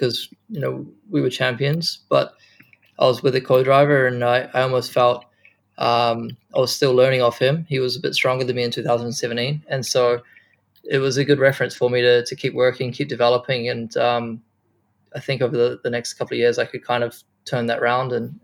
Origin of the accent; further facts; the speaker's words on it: New Zealand; moved away; also born or lived in Japan; being a Kiwi